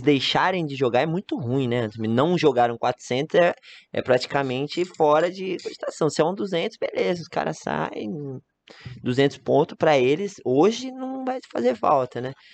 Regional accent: Gran Canaria, Canary Islands, Spain; Portuguese is a second language; moved away as an adult; now in Campinas, Brazil; Sou de Gran Canária

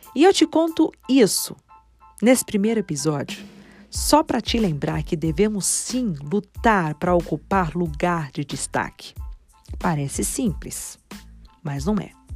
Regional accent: Taboão da Serra, São Paulo, Brazil; Nasci em Taboão da Serra, na Grande São Paulo

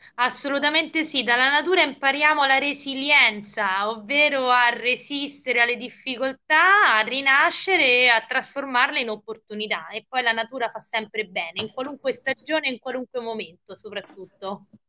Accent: Viterbo, Lazio, Italy; io sono viterbese, viterbese, eh, sì, nata a Viterbo, vissuta a Viterbo, studiato e laureata a Viterbo

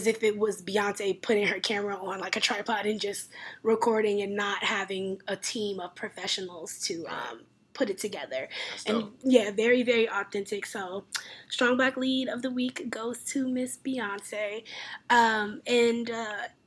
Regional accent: Maryland, United States; moved away; also born or lived in the South / West Coast; I grew up in the suburbs. I'm originally from Maryland, lived down south

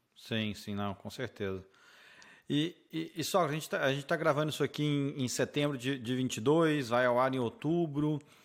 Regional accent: Brazil; moved away as an adult; now in United States; eu como brasileiro

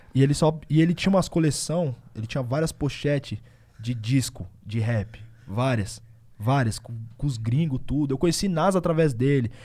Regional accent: Osasco, São Paulo, Brazil; also born or lived in Bauru; eu nasci em Osasco, a família é de Osasco. Só que depois eu mudei pra Bauru, morei um bom tempo em Bauru.

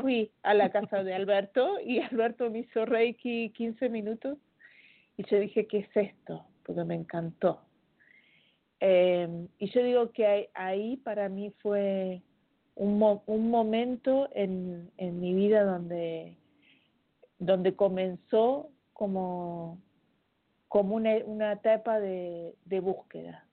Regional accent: Argentina; accent: Argentine; moved away as an adult; now in Chile; hablo como argentina, pero hace 14 años que vivo en Chile

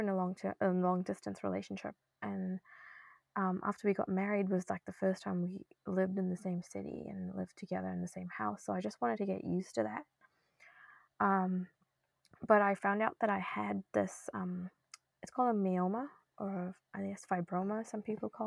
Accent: New Zealand; moved away as an adult; also born or lived in India / Norway / Boston, United States; now in Sydney, Canada; I was born in India, actually, and I moved to New Zealand when I was young, grew up there, went to school

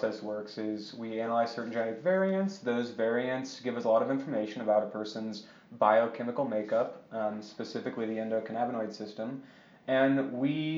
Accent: Colorado Springs, Colorado, United States; also born or lived in Memphis, Tennessee; I moved to Colorado when I was 9 and grew up in Colorado Springs.

